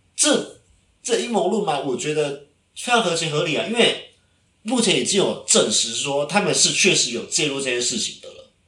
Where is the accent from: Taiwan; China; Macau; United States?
Taiwan; 以我台湾人的立场